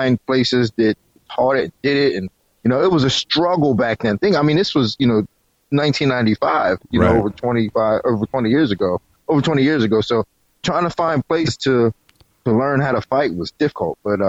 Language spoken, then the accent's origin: English; South Florida, United States; I'm from South Florida